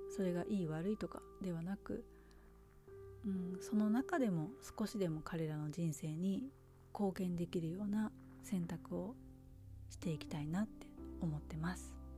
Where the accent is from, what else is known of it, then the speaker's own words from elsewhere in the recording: Japan; moved away; also born or lived in United States; いつか日本に帰るかも